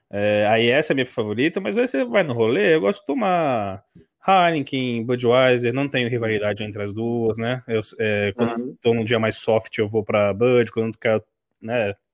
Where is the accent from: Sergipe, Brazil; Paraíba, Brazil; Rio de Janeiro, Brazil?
Rio de Janeiro, Brazil; sou do Rio